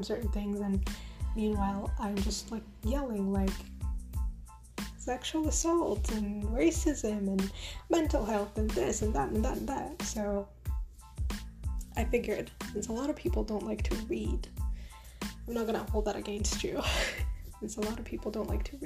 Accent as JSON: {"language": "English", "country": "Uganda", "tie": "born or raised there", "moved": "as an adult", "lives_now": "Canada", "said": "I grew up in Uganda, in Jinja. Well, technically Buikwe. I grew up in Bukaya."}